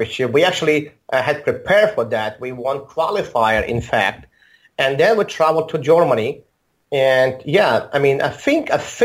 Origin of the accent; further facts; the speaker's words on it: Baku, Azerbaijan; English is a second language; also born or lived in Moscow, Russia; now in Armenia; I'm originally from the same city as Mamedyar, from Baku, Azerbaijan